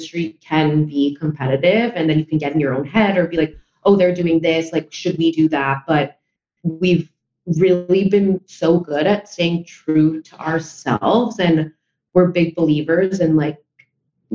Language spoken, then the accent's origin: English; New York, United States; since my family is from Spain, but I was born and raised in New York